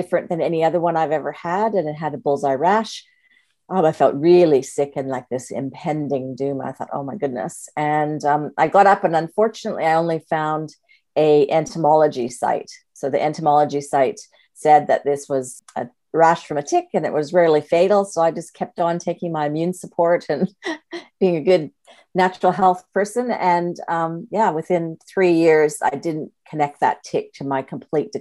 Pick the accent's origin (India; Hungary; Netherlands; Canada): Canada; moved away as an adult; now in Australia; I'm Canadian born, but I've been in Australia for 4 years